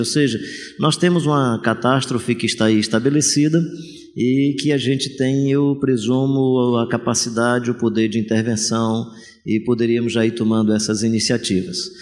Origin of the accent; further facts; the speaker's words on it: Fortaleza, Ceará, Brazil; sou de Fortaleza